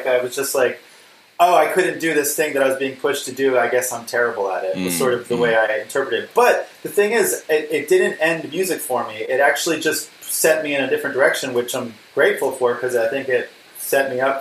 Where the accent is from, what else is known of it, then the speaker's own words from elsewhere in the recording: Princeton, New Jersey, United States; also born or lived in Pittsburgh, Pennsylvania; I was born in 1980, and I grew up in mostly in Princeton, New Jersey, although I was in Pittsburgh when I was under five